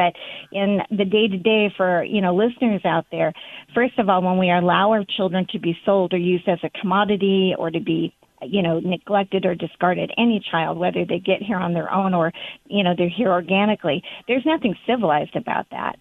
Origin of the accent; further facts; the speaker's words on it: Southern California, United States; I grew up in Southern California